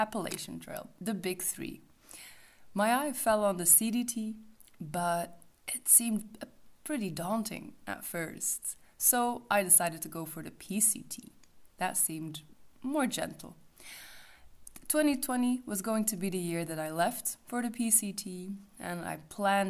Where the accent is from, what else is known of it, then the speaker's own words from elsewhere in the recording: Belgium; I'm from Belgium, a country with no mountains at all.